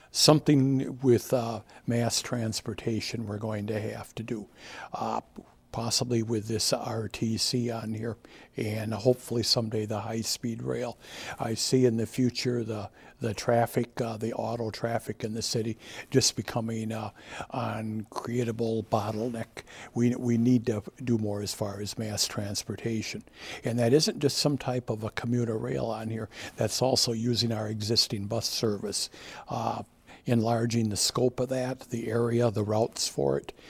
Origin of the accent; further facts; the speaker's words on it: Richland Center, Wisconsin, United States; moved away as an adult; also born or lived in Platteville, Wisconsin; now in Madison, United States; I grew up in Richland Center, I graduated from high school there